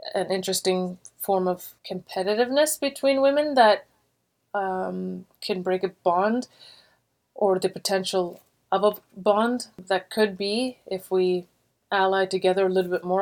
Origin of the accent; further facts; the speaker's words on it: Warkworth, Ontario, Canada; also born or lived in Montreal, Quebec; I grew up in a really small town. I was born in Montreal, but at a very young age, like three years old, we moved to a small town called Warkworth, Ontario